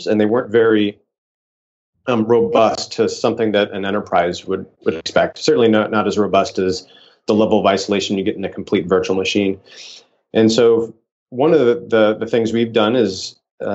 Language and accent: English; Nebraska, United States; now in Palo Alto, United States; I grew up in Nebraska